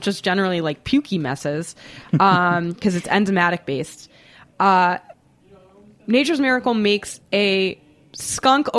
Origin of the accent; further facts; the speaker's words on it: Boston, Massachusetts, United States; now in New York, United States; I live in New York now, but I grew up in Boston.